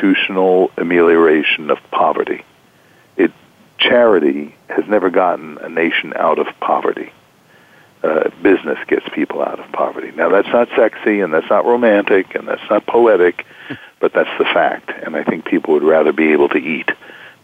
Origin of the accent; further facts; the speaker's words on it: United States; growing up in the United States